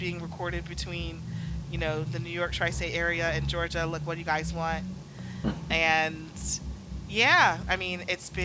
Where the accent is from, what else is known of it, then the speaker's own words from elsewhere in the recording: Jamaica; I'm Jamaican